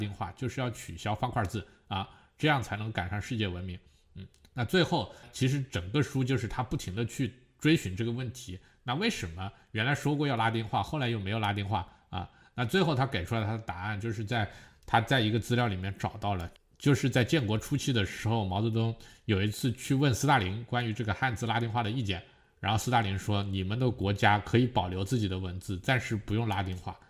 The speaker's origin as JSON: {"language": "Chinese", "region": "South China", "country": "China", "said": "那我属于我不排斥北京话的南方人，但是我也觉得，就南方本来我们讲话自己的方言体系"}